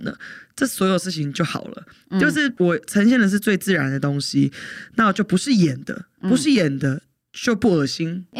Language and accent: Chinese; Taiwan; also born or lived in United States; 我刚从美国搬回来台湾的时候